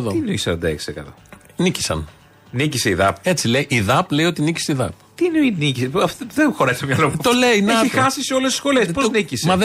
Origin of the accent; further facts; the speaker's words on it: Aidipsos, Central Greece, Greece; Στα μέρη μου, κάτω, στην Εδιψό, πάνω.